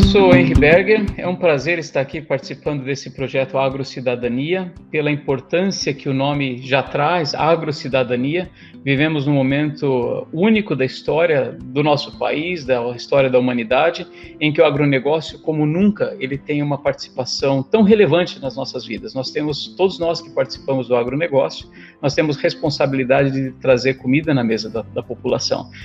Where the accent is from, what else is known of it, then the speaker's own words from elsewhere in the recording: São Paulo, Brazil; moved away as an adult; now in Alpharetta, United States; Eu sou paulistano, sou paulista, sou paulistano, nasci na cidade de São Paulo. Ah, me criei na cidade de São Paulo